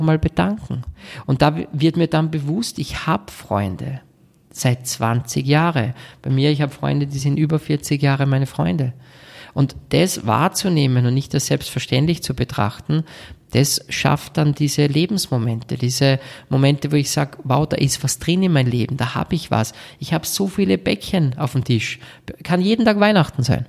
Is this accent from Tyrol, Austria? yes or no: no; Salzburg, Austria; bei uns in Salzburg